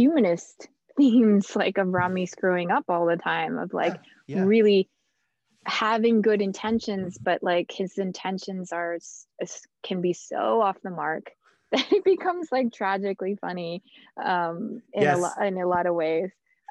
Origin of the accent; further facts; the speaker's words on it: New Jersey, United States; I grew up in New Jersey, but in a different part of New Jersey.